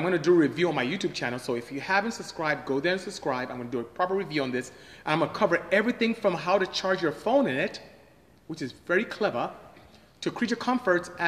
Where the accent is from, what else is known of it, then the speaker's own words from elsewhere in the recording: Nigeria; moved away as an adult; now in United States; I am not Jamaican, I am Nigerian actually. Came to US as far back as 1989 to go to school and just end up staying